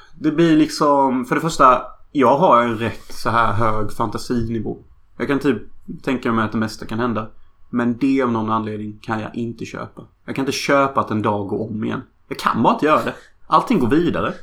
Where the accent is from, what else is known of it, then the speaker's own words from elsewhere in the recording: Sweden; Jag skäms faktiskt för att vara svensk